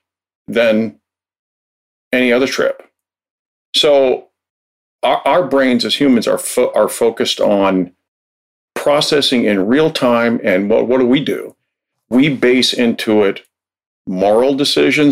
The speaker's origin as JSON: {"language": "English", "region": "Minnesota", "country": "United States", "said": "I'm from Minnesota, where we consider the mosquitoes like it's the state bird"}